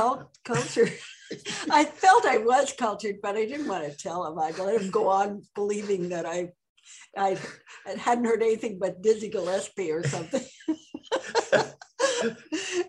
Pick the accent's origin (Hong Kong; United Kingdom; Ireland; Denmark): Ireland; now in Montreal, Canada; I'm Irish